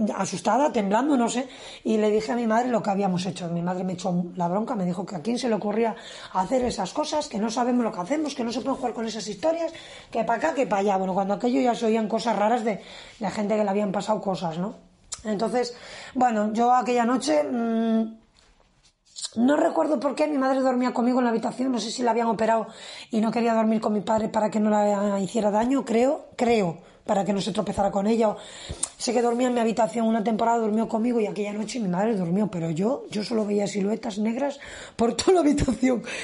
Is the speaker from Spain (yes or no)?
yes; a village about 13 km from Villacarriedo, Cantabria, Spain; desde Villacarriedo, tenía que bajar a mi pueblo. Era, son unos 13 kilómetros